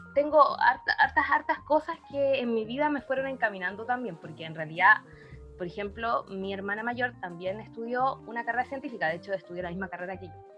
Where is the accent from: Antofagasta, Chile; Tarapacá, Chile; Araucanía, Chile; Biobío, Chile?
Tarapacá, Chile; Iquique; yo soy de Iquique